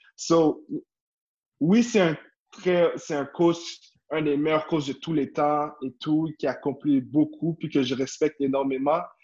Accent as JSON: {"language": "French", "region": "Quebec", "country": "Canada"}